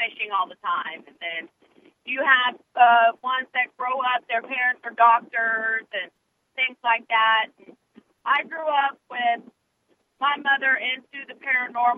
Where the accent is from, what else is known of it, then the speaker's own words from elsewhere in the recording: Wichita, Kansas, United States; I grew up in Wichita, Kansas, you know, good old Hurricane Alley.